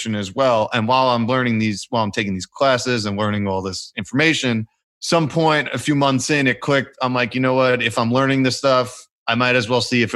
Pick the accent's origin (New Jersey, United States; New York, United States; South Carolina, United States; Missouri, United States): New York, United States; New York City; I grew up, I'm from New York City, both my parents from Brooklyn, they're both Italian